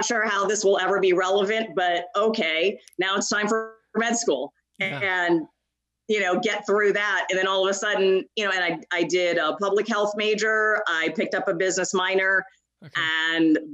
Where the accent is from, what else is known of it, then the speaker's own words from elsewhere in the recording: Maryland, United States; moved away as an adult; also born or lived in California / Dayton, Ohio; I was born and raised in Maryland. So that's home